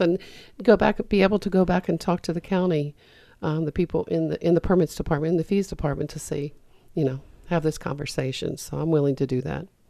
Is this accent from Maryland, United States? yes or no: yes; Frederick, Maryland, United States; I grew up in Frederick and I watched the downtown Frederick area get boarded up